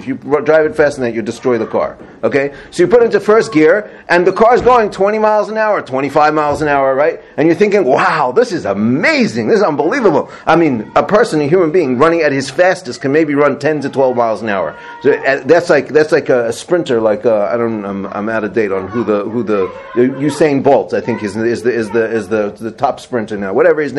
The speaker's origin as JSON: {"language": "English", "country": "South Africa", "tie": "born or raised there", "moved": "yes", "said": "I grew up in South Africa"}